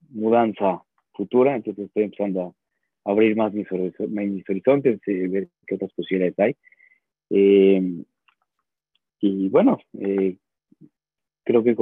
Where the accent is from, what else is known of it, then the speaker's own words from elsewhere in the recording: Mexico; moved away as an adult; now in Israel; salí de México en el 2000, 12, eh, tratando de probar nuevas aventuras. Eh, después de haber estado muy conectado a la comunidad mexicana, realmente nunca me vi saliendo de México